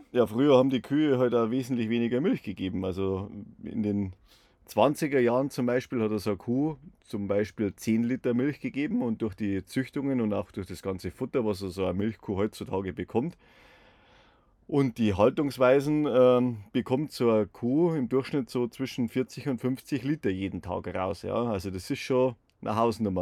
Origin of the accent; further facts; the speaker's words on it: Bavaria, Germany; bei uns in Bayern